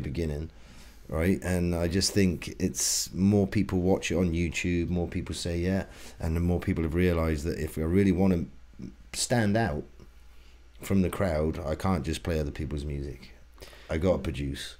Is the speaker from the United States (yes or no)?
no; England, United Kingdom; now in Canada; We're from England